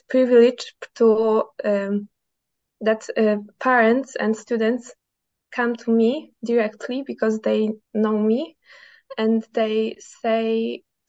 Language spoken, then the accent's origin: English; Poland; I'm from Poland, and I co-create a big school in Poland